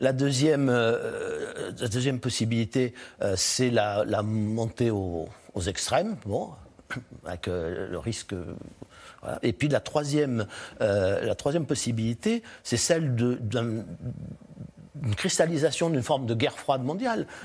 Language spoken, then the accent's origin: French; France; je suis français